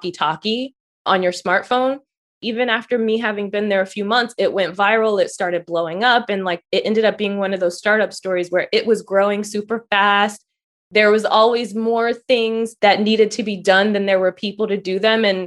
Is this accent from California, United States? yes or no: no; Philadelphia, Pennsylvania, United States; moved away as an adult; also born or lived in Washington, D.C. metropolitan area; when I grew up in Philly, I went to the performing arts high school there.